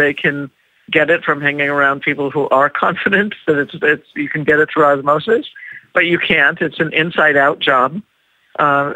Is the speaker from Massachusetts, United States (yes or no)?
no; Los Angeles, California, United States; I'm from Los Angeles, California